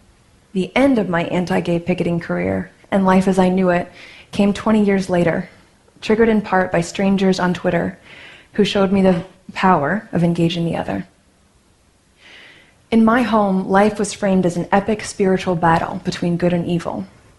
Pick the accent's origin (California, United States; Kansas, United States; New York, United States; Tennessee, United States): Kansas, United States; born or raised there